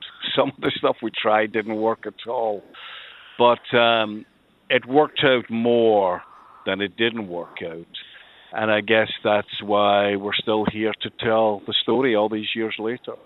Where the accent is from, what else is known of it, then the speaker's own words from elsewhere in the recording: Glasgow, Scotland, United Kingdom; I moved from the Gorbals in Glasgow, the infamous Gorbals, up to uh, it was a, then a, they were still building it, uh, the south side of Glasgow, a housing estate called Tory Glen